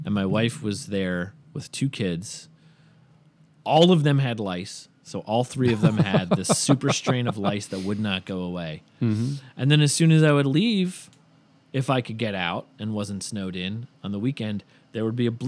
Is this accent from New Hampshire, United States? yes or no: yes; New Hampshire, United States; But I remember, you know, when I first moved to New York, and of course growing up in New Hampshire, winter is just a big part of it.